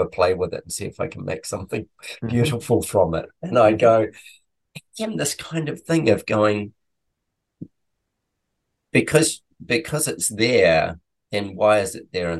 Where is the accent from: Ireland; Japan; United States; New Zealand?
New Zealand; moved away; I'm originally from New Zealand